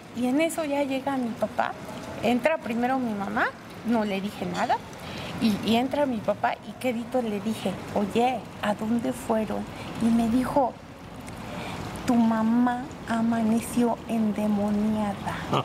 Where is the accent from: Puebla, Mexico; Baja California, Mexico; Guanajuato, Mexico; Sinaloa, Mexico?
Puebla, Mexico; Aquí en Puebla, soy poblana, poblana de hueso colorado